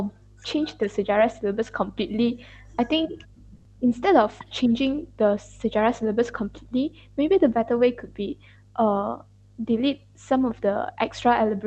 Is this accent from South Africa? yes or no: no; Malaysia; because it's actually our voting right as a Malaysian.